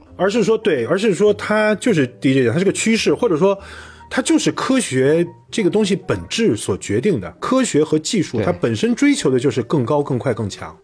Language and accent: Chinese; China; 那根据我们中国人说法是，直到他生下来才开始。